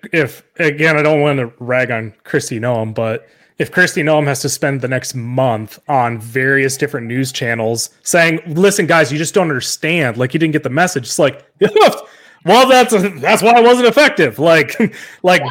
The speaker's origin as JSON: {"language": "English", "region": "South Dakota", "country": "United States", "said": "I'm from South Dakota"}